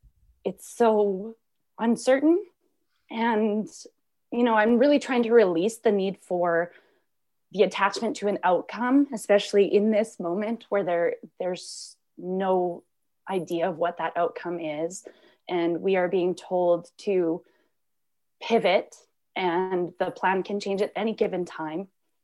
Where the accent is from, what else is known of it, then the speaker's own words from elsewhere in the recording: Canada; I am from Canada.